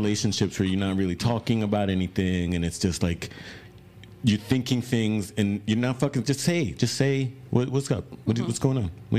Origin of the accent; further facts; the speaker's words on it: New York City, New York, United States; now in Texas, United States; Like I came here from New York City, bro. And I keep coming the fuck back, bro. I don't want to go back.